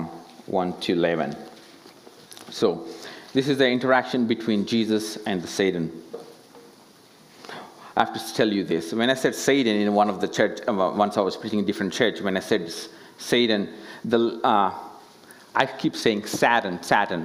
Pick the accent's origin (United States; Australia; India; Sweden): India; as an Indian